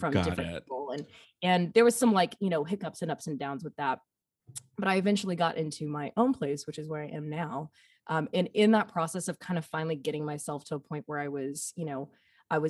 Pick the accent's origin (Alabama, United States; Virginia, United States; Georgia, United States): Alabama, United States; accent: Southern; also born or lived in Nashville, Tennessee; now in Portland, United States; I am a boy from Alabama